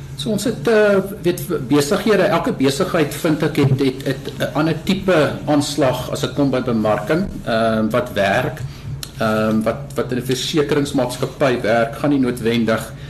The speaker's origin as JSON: {"language": "Afrikaans", "country": "South Africa", "said": "ons as Afrikaners"}